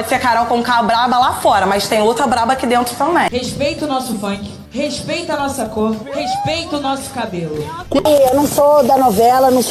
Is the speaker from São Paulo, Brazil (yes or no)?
no; Nova Iguaçu, Rio de Janeiro, Brazil; Do Nova Iguaçu.